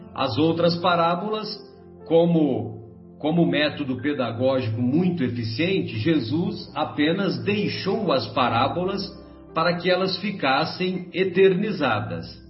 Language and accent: Portuguese; São José do Rio Pardo, São Paulo, Brazil; quando eu era moleque lá em São José do Rio Pardo